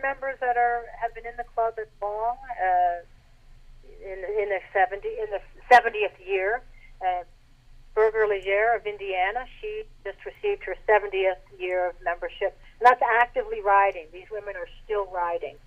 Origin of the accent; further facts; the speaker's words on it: Canada; accent: Canadian; my Canadian accent